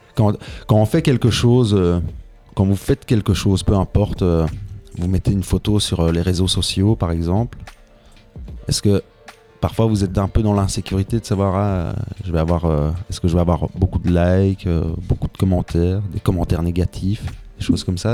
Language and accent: French; Tubize, Wallonia, Belgium; je viens de Tubize, de l'autre côté du Brabant Wallon